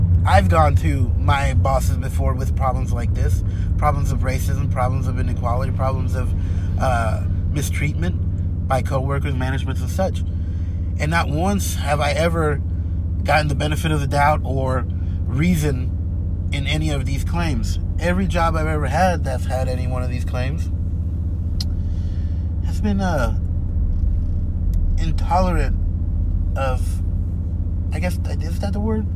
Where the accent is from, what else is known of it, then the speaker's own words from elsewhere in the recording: United States; I was born here in the United States of America. Two immigrant family, immigrant parents. And I've been working here since I was 14 years old